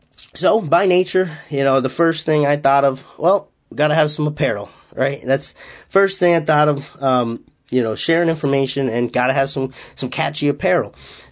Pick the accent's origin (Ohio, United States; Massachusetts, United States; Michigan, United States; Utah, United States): Massachusetts, United States; accent: Boston; You know, I'm not literally from Boston. I'm still 2 hours away, and those in Massachusetts won't say I have a Boston accent, but I guess I do have a little bit of an accent.